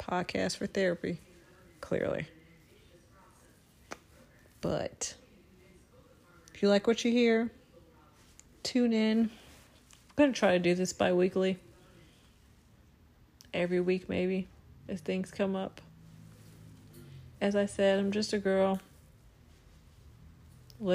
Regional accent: Chicago, Illinois, United States; I am from Inglewood, Chicago

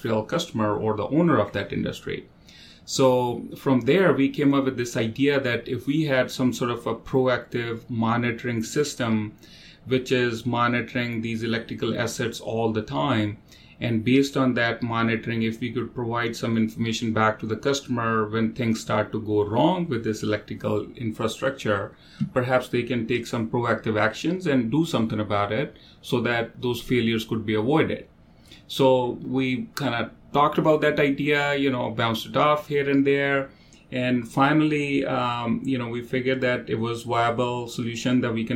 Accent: India; moved away as an adult; also born or lived in Saskatchewan, Canada; now in Toronto, Canada; I was born in India, but I moved to Canada for my graduate studies in University of Saskatchewan

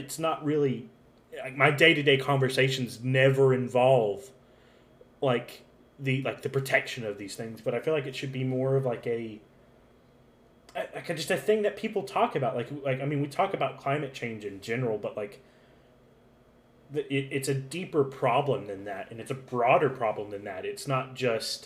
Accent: Alabama, United States; now in Tennessee, United States; I'm from Alabama

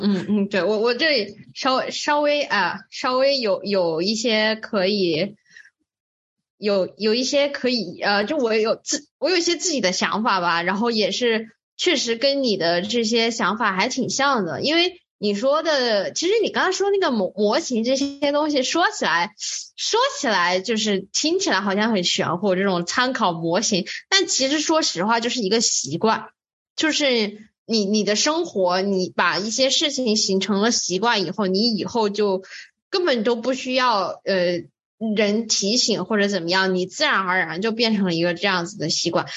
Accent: Wuhan, Hubei, China; moved away; 我们来自武汉

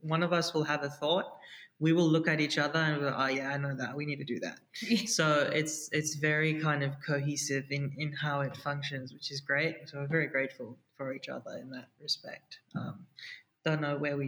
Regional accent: South Africa; also born or lived in India; I was born in India, but raised in South Africa.

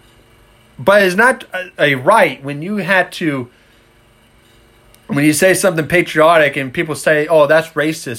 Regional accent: United States

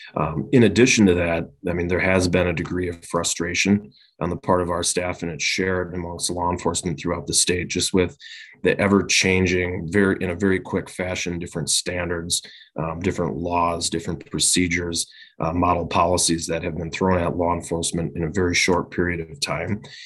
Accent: Winona, Minnesota, United States; now in Chaska, United States; was born and raised initially down in Winona, Minnesota

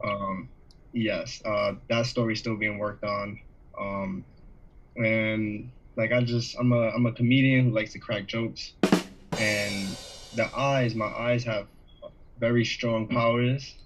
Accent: Jamaica; I'm Jamaican

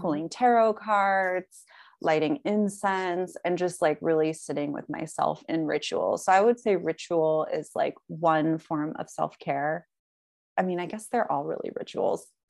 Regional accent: the South, United States; I live in the South, like, growing up in the South

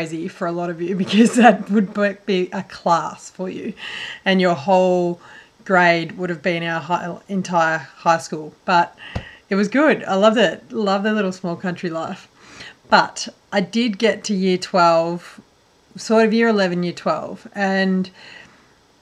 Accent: northwest Victoria, Australia; I grew up in a little small country town, northwest Victoria, in Australia

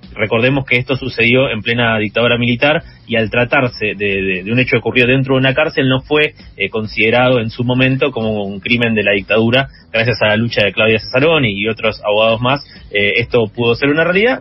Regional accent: Buenos Aires Province, Argentina; Yo soy bonaerense

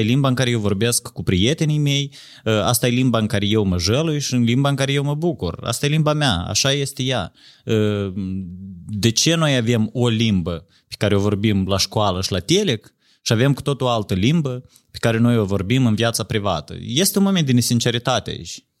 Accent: Moldova; noi ne rușinăm de faptul că suntem moldoveni

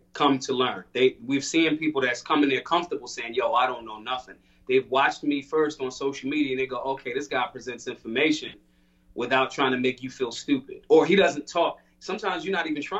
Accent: Philadelphia, Pennsylvania, United States; I'm from Philly

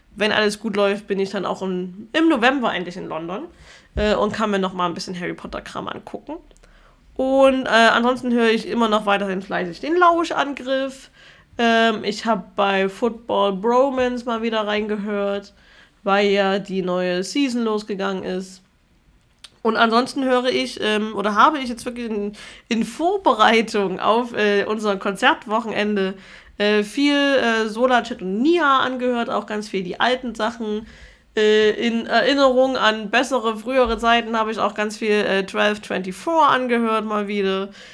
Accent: Germany; jeder Zweite in meinem Heimatdorf die AfD gewählt hat

